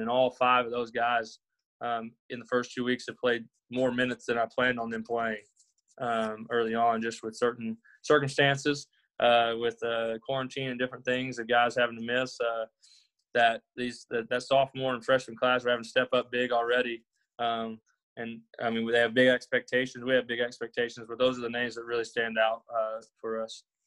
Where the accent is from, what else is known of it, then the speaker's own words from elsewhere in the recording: Arkansas, United States; moved away as an adult; now in Pattonsburg, United States; I'm originally from Arkansas. Graduated high school there, went to college there